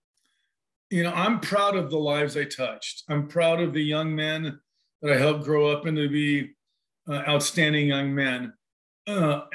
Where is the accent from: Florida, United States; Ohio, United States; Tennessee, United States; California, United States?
California, United States; moved away as an adult; now in Gold Beach, United States; I'm from California